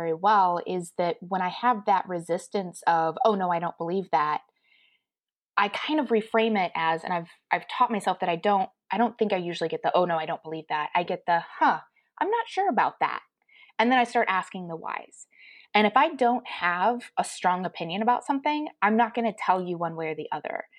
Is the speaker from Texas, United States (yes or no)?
no; Colorado, United States; Growing up in Colorado, we had a fair amount of Native American culture in the general area